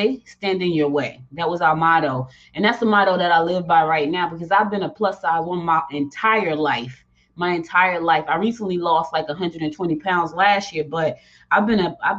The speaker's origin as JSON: {"language": "English", "town": "Newark", "region": "New Jersey", "country": "United States", "tie": "born or raised there", "also_born_or_lived": "Georgia / Rocky Mount, North Carolina", "said": "I was born in Georgia, but I was raised in Jersey"}